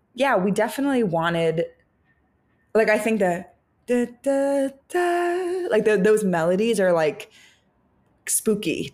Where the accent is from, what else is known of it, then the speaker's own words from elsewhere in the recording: San Francisco, California, United States; now in Los Angeles, United States; growing up in San Francisco